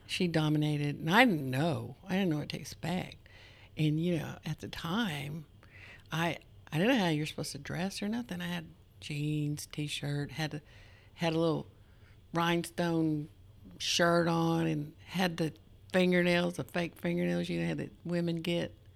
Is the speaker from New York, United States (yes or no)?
no; Wolf, Oklahoma, United States; I'm from Wolf, Oklahoma